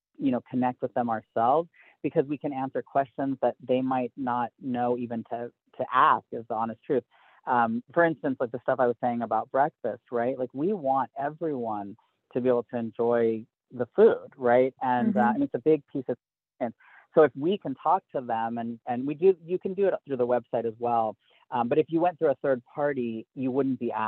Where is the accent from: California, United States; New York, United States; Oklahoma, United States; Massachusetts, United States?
California, United States; Southern; now in Northern New Mexico, United States; I grew up with no seasons, right, in Southern California.